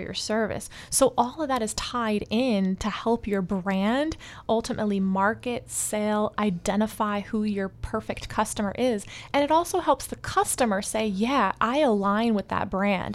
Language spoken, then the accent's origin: English; Atlanta, Georgia, United States; moved away as an adult; also born or lived in Miami; I was born and raised in Atlanta. I came to Miami to study music.